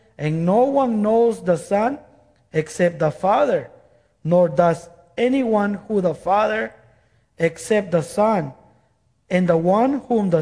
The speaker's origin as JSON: {"language": "English", "country": "Guatemala", "moved": "yes", "said": "I am from Guatemala. By the way, I'm from Guatemala"}